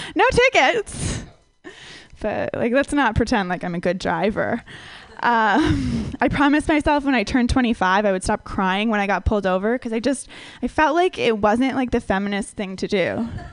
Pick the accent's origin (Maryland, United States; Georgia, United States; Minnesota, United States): Minnesota, United States; I grew up in Minnesota where everyone is like really, really white